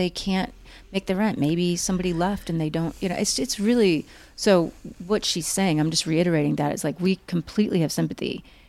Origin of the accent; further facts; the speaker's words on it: Oklahoma, United States; also born or lived in Missouri / Texas; I grew up there. I grew up in Oklahoma and Texas and Missouri, mainly Oklahoma, Missouri. But I did live in Texas again when I was 18, 19, 20.